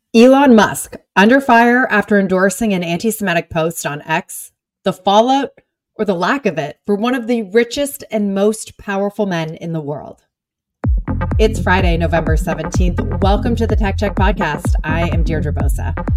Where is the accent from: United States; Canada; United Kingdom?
Canada; I'm Canadian.